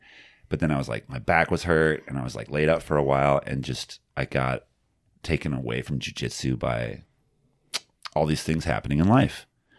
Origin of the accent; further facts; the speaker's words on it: South Dakota, United States; I grew up in the Black Hills.